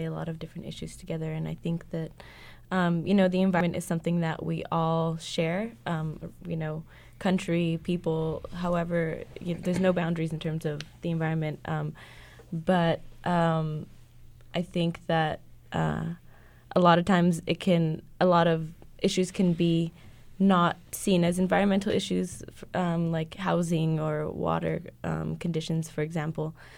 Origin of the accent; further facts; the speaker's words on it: Los Angeles, California, United States; moved away; I'm originally from East LA, and my neighborhood is being gentrified currently